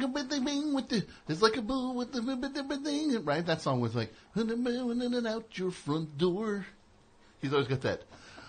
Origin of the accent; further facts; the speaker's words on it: New Jersey, United States; I'm from New Jersey.